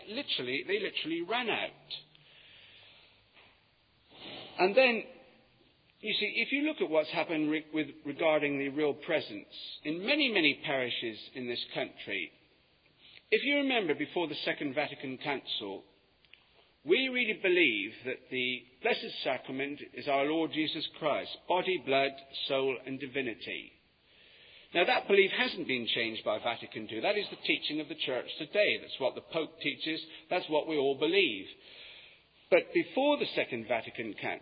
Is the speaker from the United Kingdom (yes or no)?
yes; Yeovil, South West England, United Kingdom; moved away as an adult; now in London, United Kingdom; I come from Yeovil. And when I was at school, until I left to come up to London, there'd been no work in Yeovil